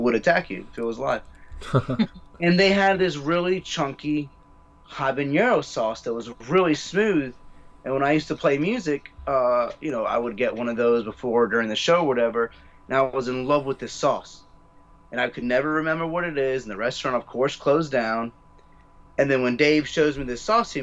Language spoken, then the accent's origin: English; York County, Virginia, United States; I grew up very South American at home, granted that I grew up in York County